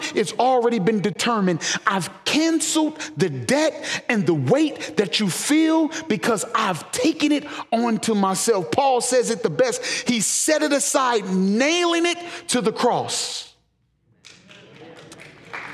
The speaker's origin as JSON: {"language": "English", "town": "St. Louis", "region": "Missouri", "country": "United States", "moved": "as an adult", "lives_now": "Memphis, United States", "said": "I'm originally from St. Louis"}